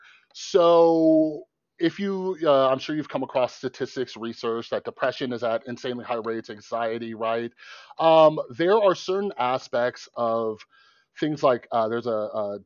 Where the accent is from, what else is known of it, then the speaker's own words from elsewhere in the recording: Las Vegas, Nevada, United States; I grew up in Vegas.